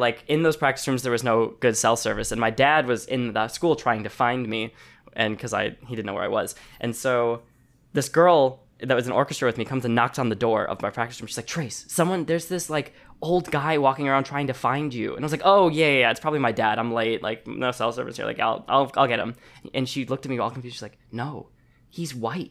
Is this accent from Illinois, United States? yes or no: yes; Chicago, Illinois, United States; moved away as an adult; now in Los Angeles, United States; I was born in Chicago, um, and I moved to L A to go to college